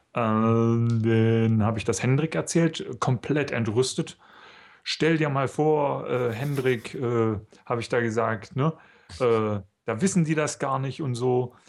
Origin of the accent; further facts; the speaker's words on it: East Germany, Germany; Ich komme aus dem Osten, ja. Ich bin praktisch auf dem FKK-Zeltplatz aufgewachsen